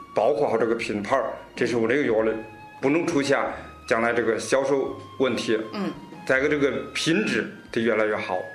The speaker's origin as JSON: {"language": "Chinese", "town": "Shenzhou", "region": "Hebei", "country": "China", "said": "我也是嵊州人"}